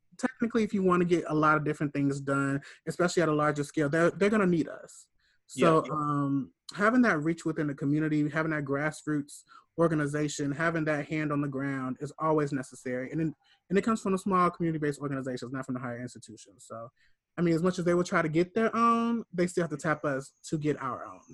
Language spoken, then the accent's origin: English; Gary, Indiana, United States; me being from Gary, Indiana